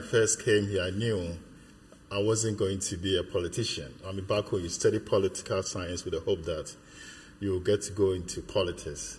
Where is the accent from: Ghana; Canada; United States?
Ghana; now in United Kingdom; I was born in Ghana. I, I, lived in Ghana my childhood in Ghana, but at this moment, I'll probably say I've lived more years in the UK than in Ghana.